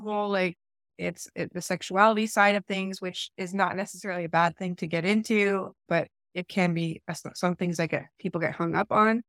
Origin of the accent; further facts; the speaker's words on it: Eastern Ontario, Canada; I come from Eastern Ontario